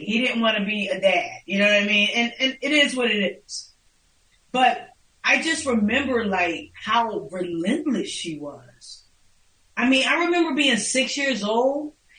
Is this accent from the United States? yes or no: yes; Philadelphia, Pennsylvania, United States; moved away as an adult; now in South Jersey, United States; I am born and raised in North Philadelphia, but currently I live in South Jersey